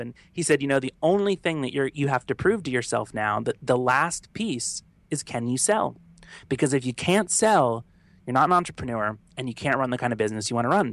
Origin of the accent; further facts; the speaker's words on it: the South, United States; now in New York, United States; I'm from the South, and so if I told anyone back home that I did that, they'd make fun of me